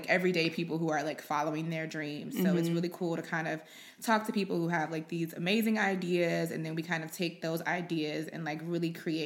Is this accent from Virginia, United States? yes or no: yes; Richmond, Virginia, United States; also born or lived in Chapel Hill, North Carolina; I'm originally from Richmond, went to school at UNC Chapel Hill, did the whole graphic design major, came back here.